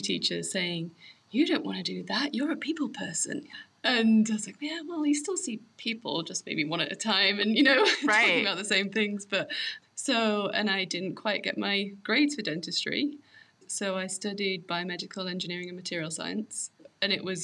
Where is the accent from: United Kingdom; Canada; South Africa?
United Kingdom; England; moved away as an adult; now in Colorado, United States; We grew up in England.